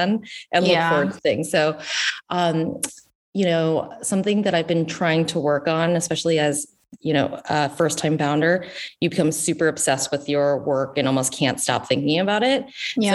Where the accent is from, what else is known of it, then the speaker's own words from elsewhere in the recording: the South, United States; moved away as an adult; also born or lived in Washington, D.C.; now in Northern California, United States; I grew up in the South